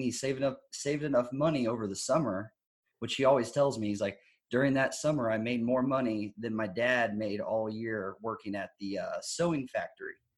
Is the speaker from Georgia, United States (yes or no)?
no; Texas, United States; I'm from Texas